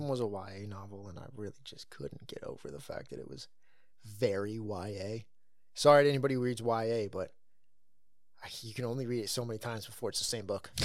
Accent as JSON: {"language": "English", "region": "California", "country": "United States", "tie": "born or raised there", "said": "I grew up in California"}